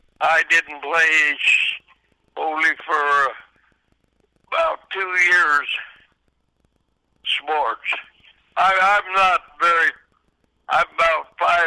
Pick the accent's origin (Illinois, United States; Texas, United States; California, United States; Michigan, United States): Illinois, United States; I grew up middle down Illinois.